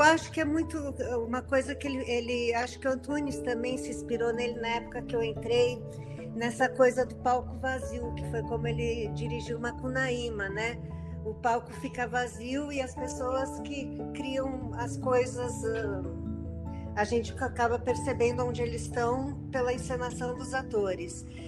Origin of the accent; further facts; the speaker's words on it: São Paulo, Brazil; Eu nasci aqui em São Paulo e moro aqui em São Paulo.